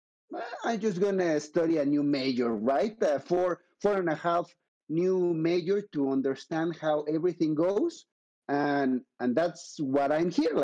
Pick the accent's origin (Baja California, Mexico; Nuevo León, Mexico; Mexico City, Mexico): Mexico City, Mexico; moved away as an adult; also born or lived in Vancouver, Canada / Madrid, Spain / United States; I'm from Mexico City, right? But I moved to Vancouver, and in there, I lived 7 years.